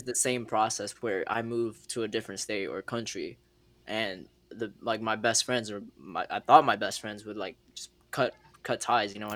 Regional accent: Philippines; moved away; also born or lived in Alaska; from where I grew up in the Philippines

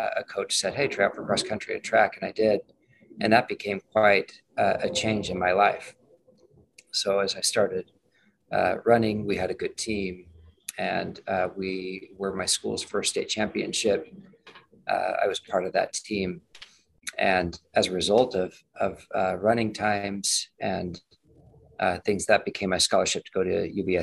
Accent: Las Vegas, Nevada, United States; also born or lived in Utah / Davenport, Iowa; I grew up in Las Vegas, still live in Las Vegas

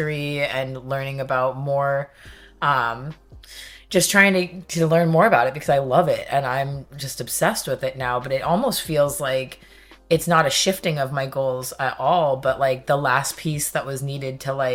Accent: California, United States; now in Salem, United States; I'm from California

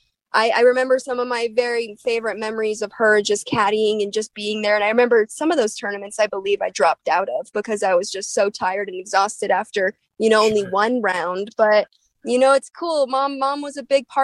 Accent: Littleton, Colorado, United States; moved away; also born or lived in Kona, Hawaii; my hometown of Littleton, Colorado.

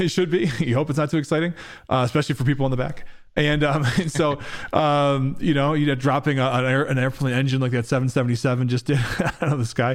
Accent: Rochester, New York, United States; also born or lived in Buffalo, New York; I grew up in Rochester, New York, in Buffalo and Rochester, New York

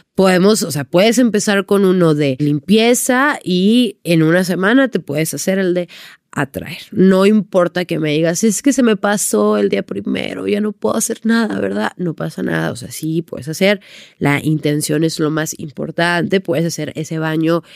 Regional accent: Sonora, Mexico; moved away; yo llegué a mi casa ya en Sonora porque soy de Sonora

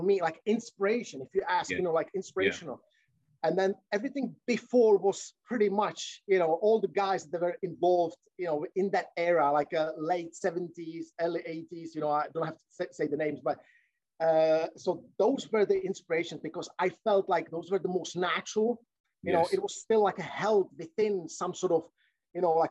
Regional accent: Czechia; now in United Kingdom; I'm from Czech Republic, and that, mm-hmm, time, you know, that was the post-communistic era

